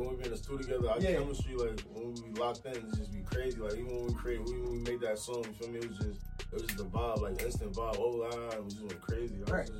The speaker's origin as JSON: {"language": "English", "town": "Queens", "region": "New York", "country": "United States", "said": "I'm from Big Queens."}